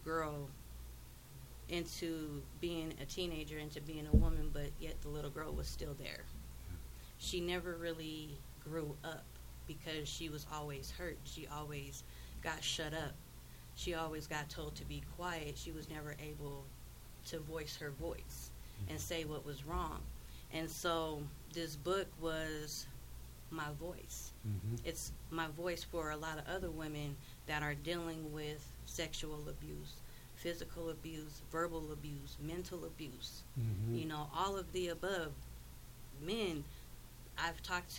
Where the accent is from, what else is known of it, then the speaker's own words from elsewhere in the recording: Wheat Ridge, Colorado, United States; where I grew up in Colorado, I grew up in Wheat Ridge.